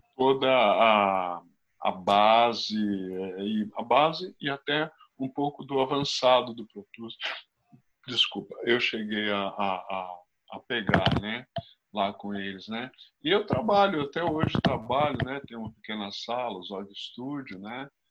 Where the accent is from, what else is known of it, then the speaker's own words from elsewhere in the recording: São Paulo, Brazil; eu como paulistano aqui